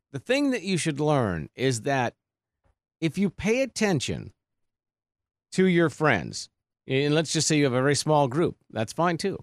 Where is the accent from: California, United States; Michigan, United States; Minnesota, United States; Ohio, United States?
Minnesota, United States; North St. Paul; moved away as an adult; also born or lived in New Prague, Minnesota / North Platte, Nebraska / Bismarck, North Dakota / Omaha, Nebraska; I grew up in Saint Paul, north Saint Paul